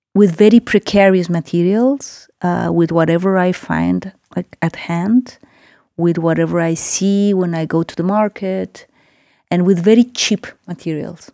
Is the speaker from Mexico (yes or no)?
yes; Mexico City, Mexico; moved away as an adult; also born or lived in Oaxaca; I live for some years now in Oaxaca. I'm originally from Mexico City